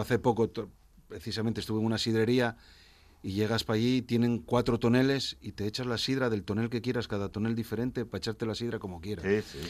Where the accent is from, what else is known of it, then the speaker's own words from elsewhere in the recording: Asturias, Spain; soy muy de mi tierra. Y mi tierra es Asturias y Asturias ante todo